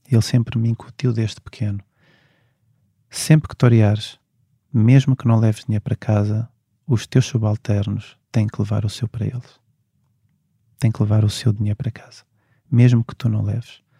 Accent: Portugal; porque sou português e, e nasci cá e tenho família cá

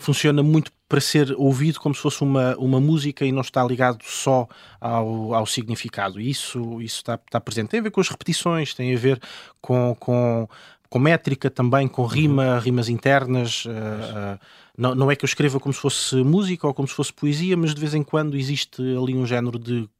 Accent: Loulé, Algarve, Portugal; now in Lisbon, Portugal; eu sou de Lolé e vivo na Duque de Lolé

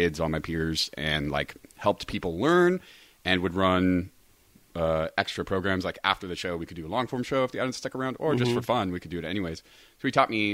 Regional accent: Sacramento, California, United States; moved away as an adult; now in Los Angeles, United States; I'm from Sacramento

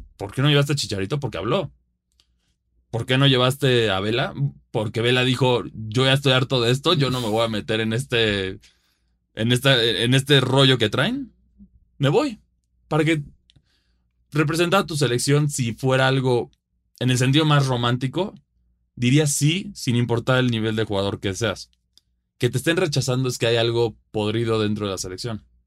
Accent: Mexico; sea mexicano

